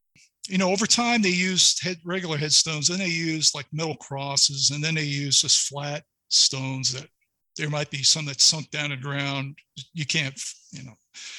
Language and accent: English; New York City, New York, United States; Growing up in New York City area with all kinds of different people from all different backgrounds.